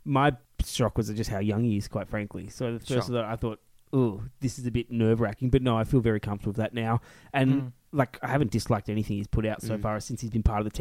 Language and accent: English; Australia; as an Australian